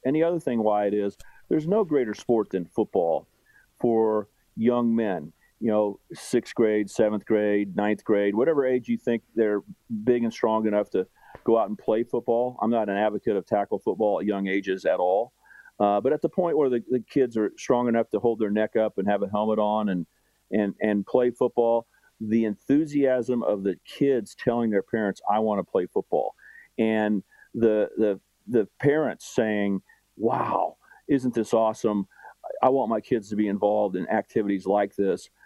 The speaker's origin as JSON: {"language": "English", "town": "Wichita", "region": "Kansas", "country": "United States", "tie": "born or raised there", "moved": "yes", "lives_now": "Kansas City, United States", "said": "I grew up in Wichita"}